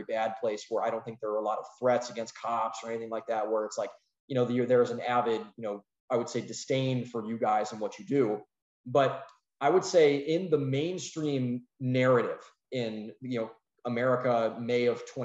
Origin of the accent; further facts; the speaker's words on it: Northeast Ohio, United States; We're from Northeast Ohio